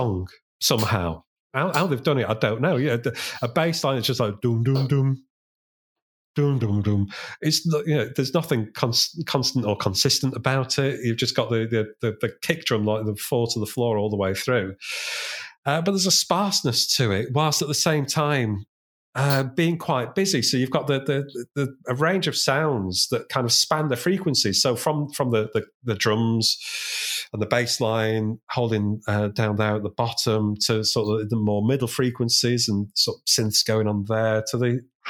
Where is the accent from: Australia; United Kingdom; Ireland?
United Kingdom; Sheffield, Yorkshire and the Humber; they were from my hometown. I'm from Sheffield